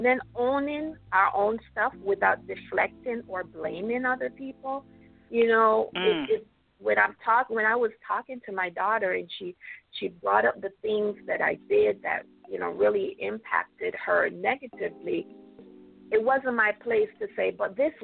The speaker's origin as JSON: {"language": "English", "country": "Jamaica", "tie": "born or raised there", "moved": "yes", "said": "I was born and raised in Jamaica"}